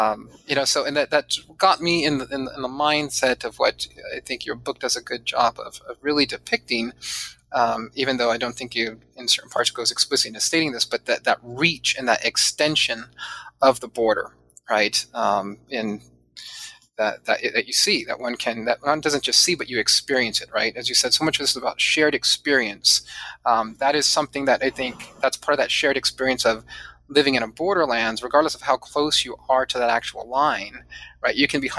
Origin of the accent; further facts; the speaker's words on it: San Diego, California, United States; I grew up mostly in Southern California, well, not mostly, all in Southern California, and primarily in San Diego.